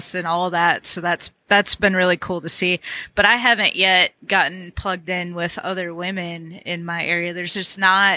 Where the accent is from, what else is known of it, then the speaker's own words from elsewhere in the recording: Minnesota, United States; now in Nashville, United States; I'm from Minnesota